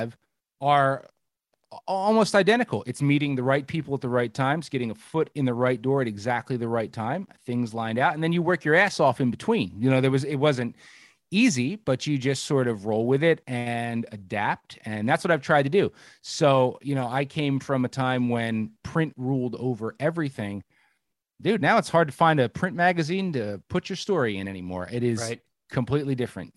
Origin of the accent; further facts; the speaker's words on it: New Jersey, United States; moved away as an adult; now in Pennsylvania, United States; Born and raised in Jersey